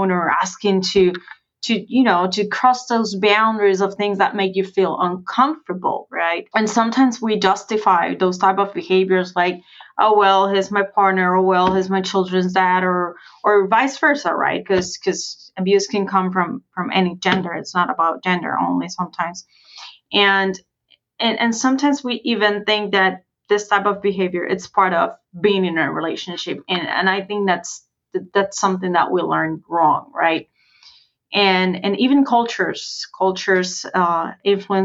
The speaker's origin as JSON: {"language": "English", "country": "Puerto Rico", "also_born_or_lived": "Wisconsin", "moved": "as an adult", "said": "I moved out from Puerto Rico to the US, especially to Wisconsin, which is pretty far from where I came from"}